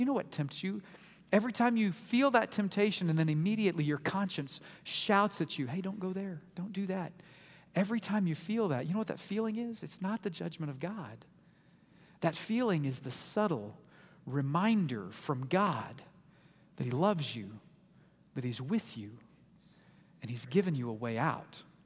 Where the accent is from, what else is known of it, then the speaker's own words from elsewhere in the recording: Oklahoma City, Oklahoma, United States; I was born in Oklahoma City, in the state of Oklahoma, in the nation of the United States